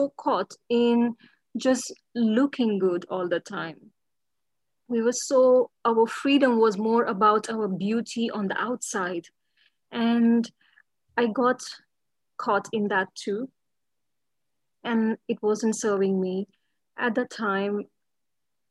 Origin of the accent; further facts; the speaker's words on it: India; moved away as an adult; also born or lived in London; I come from India, actually. I'm born in India